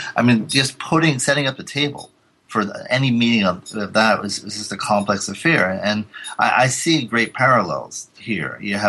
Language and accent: English; Providence, Rhode Island, United States; my hometown of Providence, Rhode Island.